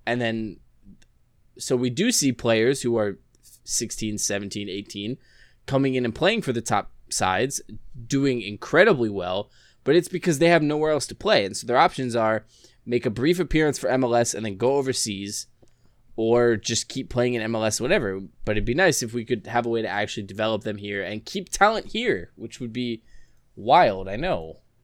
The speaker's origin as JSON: {"language": "English", "town": "Orlando", "region": "Florida", "country": "United States", "tie": "born or raised there", "said": "I grew up here in Orlando"}